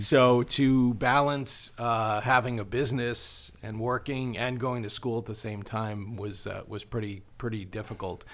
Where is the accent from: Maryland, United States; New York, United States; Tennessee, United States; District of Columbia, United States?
New York, United States; Long Island; I grew up on Long Island